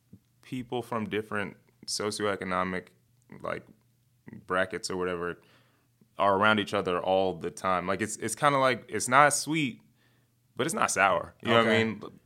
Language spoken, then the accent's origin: English; Chicago, Illinois, United States; I'm from the Southside.